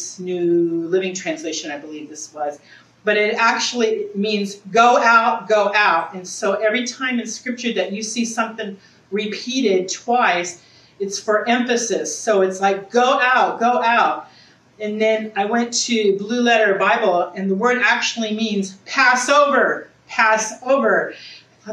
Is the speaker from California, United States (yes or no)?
yes; Southern California, United States; now in Eureka, United States; I'm originally from Southern California